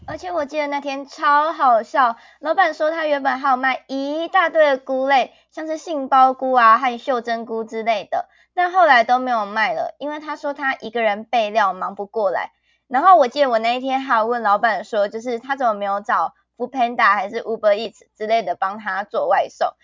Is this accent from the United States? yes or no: no; Chiayi, Taiwan; moved away as an adult; now in Changhua, Taiwan; 我是来自于火鸡肉饭第一名的嘉义